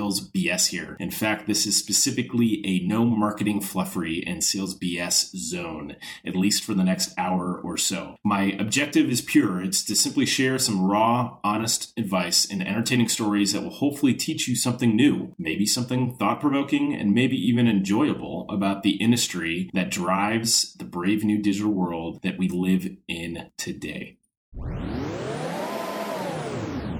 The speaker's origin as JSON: {"language": "English", "country": "United States", "tie": "born or raised there", "said": "I was born and raised in the States"}